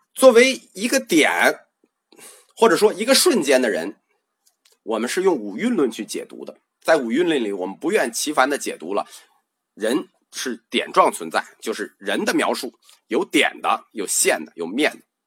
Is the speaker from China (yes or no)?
yes; China; 我们中国人就翻译食神、魂灵